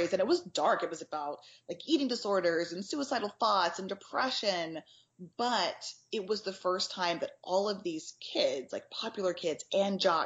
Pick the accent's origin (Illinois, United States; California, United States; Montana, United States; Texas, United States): Texas, United States; I grew up in Texas